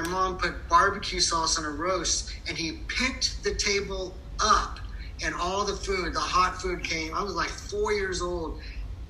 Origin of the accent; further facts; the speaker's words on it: Kokomo, Indiana, United States; now in Austin, United States; I was born in Kokomo, Indiana, as a factory town, blue collar all the way.